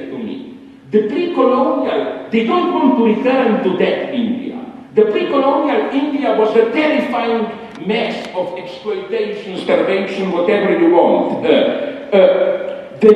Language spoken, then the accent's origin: English; Slovenia; English is a second language; English was also not my native language